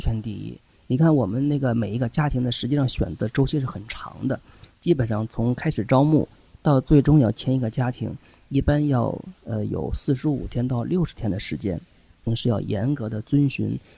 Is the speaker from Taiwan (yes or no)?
no; China; 我们中国人